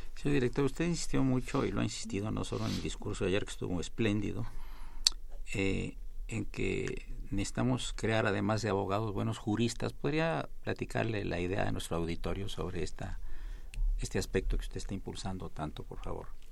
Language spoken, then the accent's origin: Spanish; Veracruz, Mexico; moved away; el señor director y un servidor y varios maestros de la facultad somos oriundos del Estado de Veracruz.